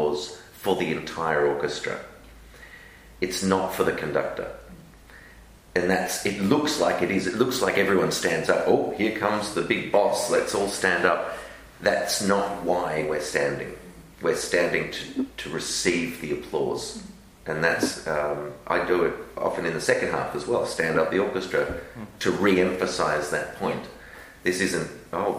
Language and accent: English; Melbourne, Victoria, Australia; moved away; also born or lived in London; growing up in Melbourne